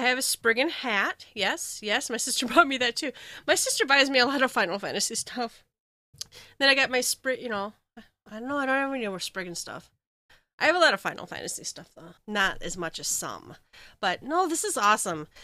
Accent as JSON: {"language": "English", "region": "Minnesota", "country": "United States", "said": "I'm from Minnesota"}